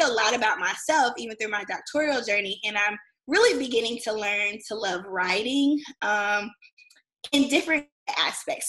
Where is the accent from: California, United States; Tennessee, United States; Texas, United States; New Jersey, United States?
Tennessee, United States; Clarksville; I am originally from Clarksville, Tennessee